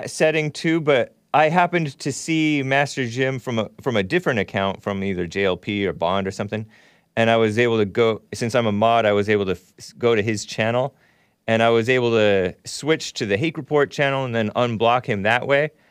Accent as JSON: {"language": "English", "country": "New Zealand", "moved": "as an adult", "lives_now": "Norway", "said": "No, I'm from New Zealand, actually."}